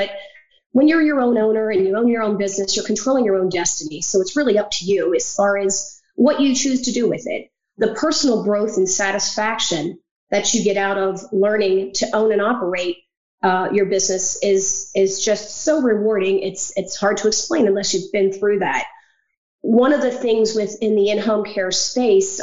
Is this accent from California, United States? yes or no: no; Pennsylvania, United States; moved away as an adult; also born or lived in Virginia; I grew up in Pennsylvania and was living in Virginia at the time